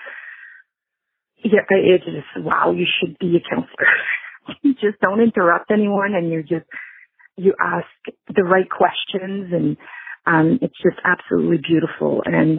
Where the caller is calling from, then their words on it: Ottawa, Ontario, Canada; I'm calling from Ottawa, Canada.